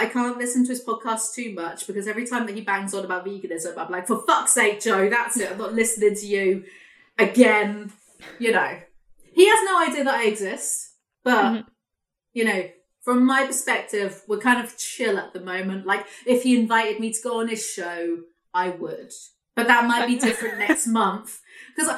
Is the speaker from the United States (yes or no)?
no; England, United Kingdom; I'm English